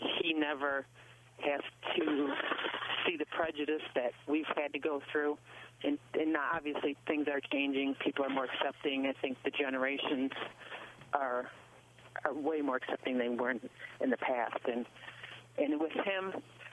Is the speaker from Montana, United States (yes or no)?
no; Dearborn Heights, Michigan, United States; born or raised there; also born or lived in Ypsilanti, Michigan; now in Oakland County, United States